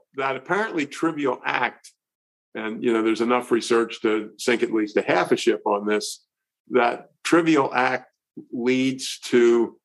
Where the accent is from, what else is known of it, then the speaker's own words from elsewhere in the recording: Annapolis, Maryland, United States; I grew up near the United States Naval Academy, 6 miles away from Annapolis, Maryland.